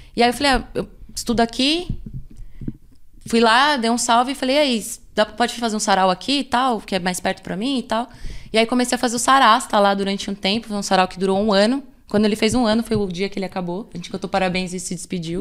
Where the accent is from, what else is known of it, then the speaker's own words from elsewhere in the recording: São Paulo, Brazil; also born or lived in Capão Redondo; eu sou de uma outra Zona Sul que é ali mais da região do, do bairro do Socorro